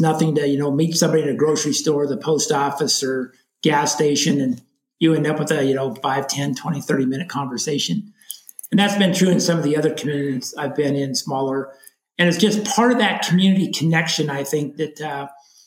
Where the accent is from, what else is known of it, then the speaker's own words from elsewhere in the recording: Cody, Wyoming, United States; moved away as an adult; also born or lived in Montana / Southern California / Lake Tahoe area / Douglas County, Nevada; now in Mammoth Lakes, United States; I grew up in Wyoming, college in Montana